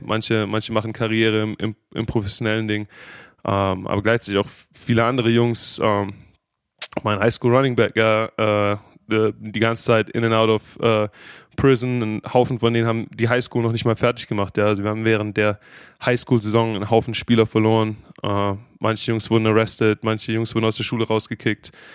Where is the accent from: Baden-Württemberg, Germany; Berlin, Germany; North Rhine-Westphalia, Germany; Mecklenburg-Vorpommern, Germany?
Baden-Württemberg, Germany; Stuttgart; accent: Swabian; also born or lived in Jacksonville, Florida; now in United States; ich bin in Stuttgart geboren, äh, in Stuttgart aufgewachsen